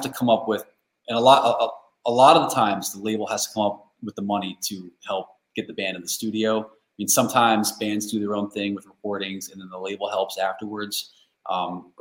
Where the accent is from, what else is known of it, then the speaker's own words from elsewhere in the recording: Central Connecticut, United States; moved away as an adult; also born or lived in Vermont; now in Boston, United States; I'm from Central Connecticut originally